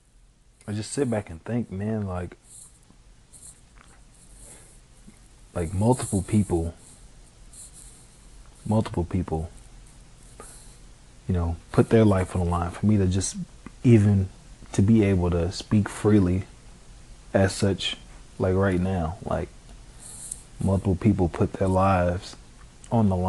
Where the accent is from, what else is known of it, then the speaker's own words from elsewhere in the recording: Chicago, Illinois, United States; me growing up in Chicago